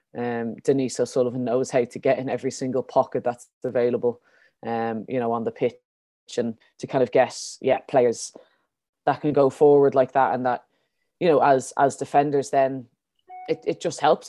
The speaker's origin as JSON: {"language": "English", "country": "Ireland", "said": "as Irish players"}